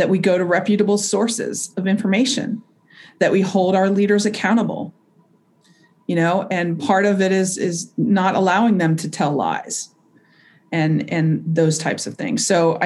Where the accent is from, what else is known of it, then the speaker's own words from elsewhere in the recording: Kentucky, United States; moved away as an adult; I grew up in Kentucky, where everybody was pretty much the same